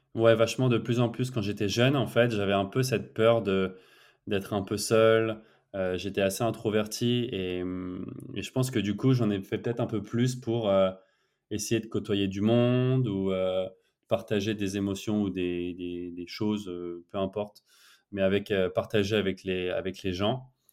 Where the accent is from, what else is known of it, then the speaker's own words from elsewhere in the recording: France; now in Barcelona, Spain; en tant que Français